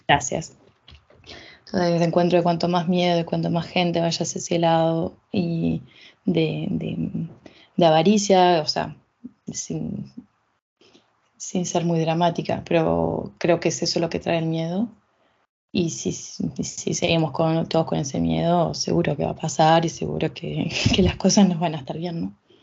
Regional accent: Uruguay; also born or lived in France; now in Canada; siendo uruguaya, viviendo en Canadá, ahora estando acá en Francia

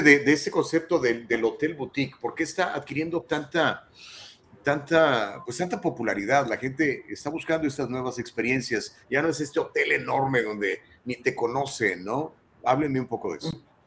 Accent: Mexico

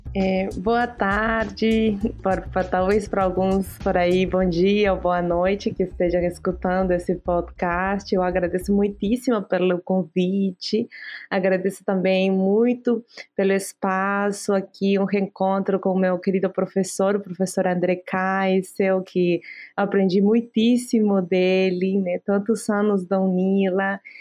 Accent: Abancay, Apurímac, Peru; Portuguese is a second language; moved away; eu venho dos Andes do Sul do Peru, né, de Apurímac, Abancay

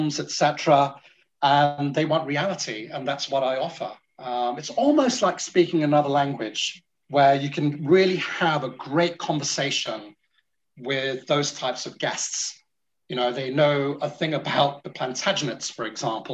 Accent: Singapore; now in United Kingdom; I'm from Singapore

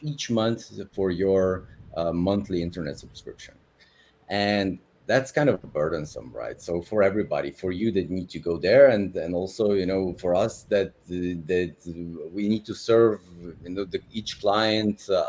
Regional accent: Slovenia; moved away as an adult; now in Dubai, United Arab Emirates; I'm from Slovenia originally.

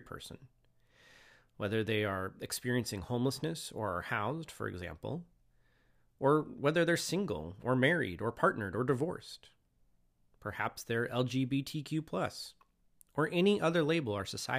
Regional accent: Moses Lake, Washington, United States; also born or lived in Spokane, Washington; now in Longview, United States; I was born and raised in Moses Lake, Washington

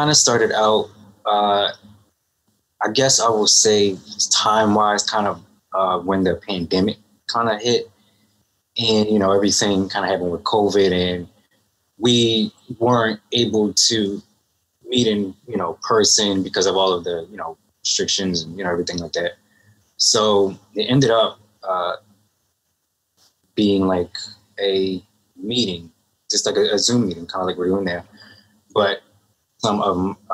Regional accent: Philadelphia, Pennsylvania, United States; I am from Philadelphia, Pennsylvania, West Philly to be exact

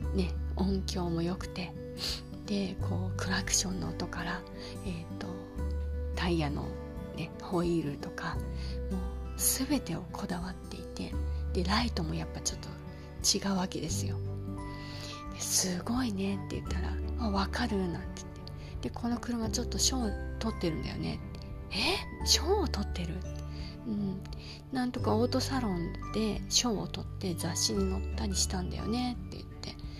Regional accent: Yokosuka, Kanagawa, Japan; うちは横須賀ですし

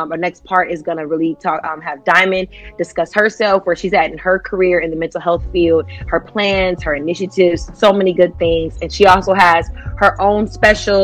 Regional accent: Ohio, United States; we're both from Ohio, you know, 513.

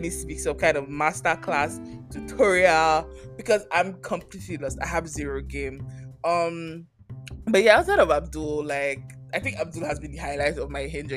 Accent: Nigeria; now in Canada; I'm also Nigerian, I've lived here for X number of years

